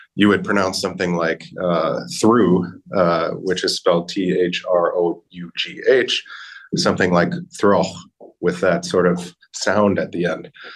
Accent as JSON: {"language": "English", "country": "United States", "accent": "American", "said": "my American accent, I have a very strong, we call it a rhotic R"}